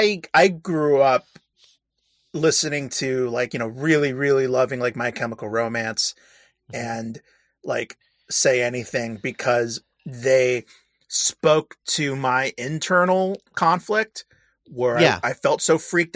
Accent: United States; I'm an American

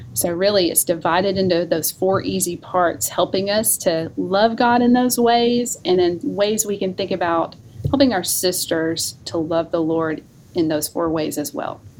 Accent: North Alabama, United States; also born or lived in Memphis, Tennessee; now in North Carolina, United States; I'm originally from North Alabama

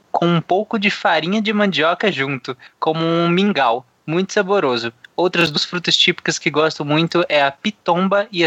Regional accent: Bahia, Brazil; eu lembro de tomar quando eu era pequeno na Bahia

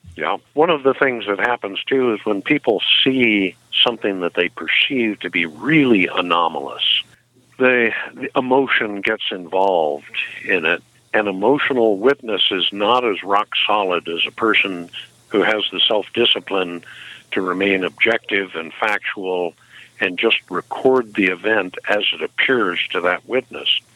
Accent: Ferguson, Missouri, United States; moved away; I was born in Missouri 68 years ago. In fact, I lived in Ferguson, Missouri as a young kid

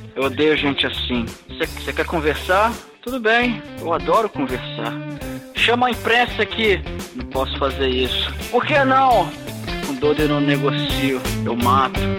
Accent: Brazil; eu sou brasileiro

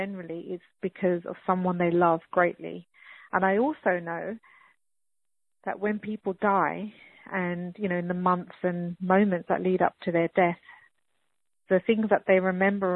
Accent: England, United Kingdom; moved away; also born or lived in United States / Australia; My parents were brought up in India and I was brought up in England, and then I moved to America and Australia

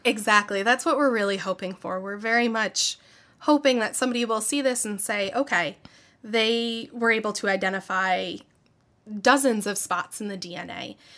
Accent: Syracuse, New York, United States; I grew up in the Syracuse area. Um, I've lived here my whole life

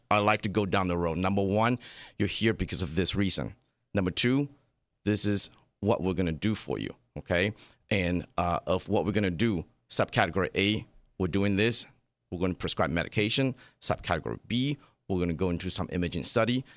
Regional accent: Taiwan; now in Las Vegas, United States; I was born and raised in Taiwan

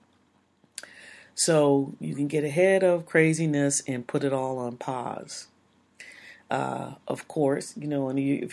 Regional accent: United States; We're American. We grow up into a culture that doesn't say that we have to do these things.

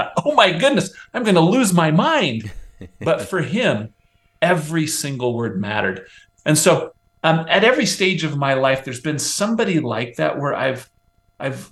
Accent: Nebraska, United States; now in Utah, United States; I grew up on the Great Plains of the United States in the state of Nebraska

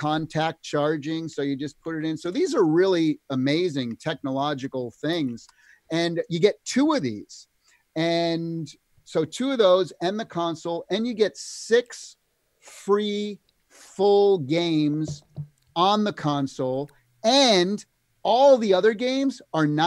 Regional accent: Canada; fellow Canadian

